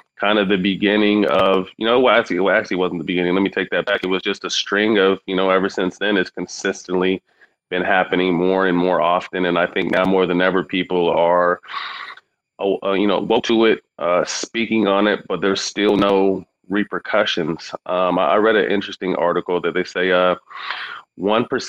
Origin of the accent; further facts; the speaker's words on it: Sacramento, California, United States; I'm working on a few projects in Sacramento. Mm-hmm. To continue to improve my hometown.